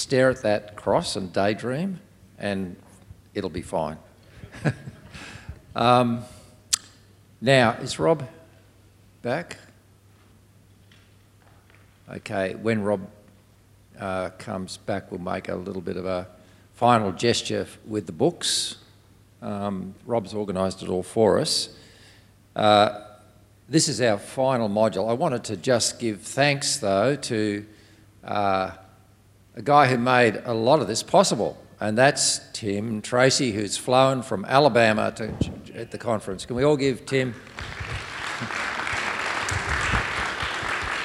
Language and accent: English; Australia; I'm from Australia.